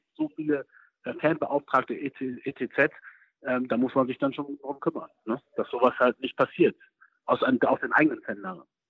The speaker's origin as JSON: {"language": "German", "country": "Germany", "tie": "born or raised there", "said": "ich bin in Deutschland äh, aufgewachsen, geboren"}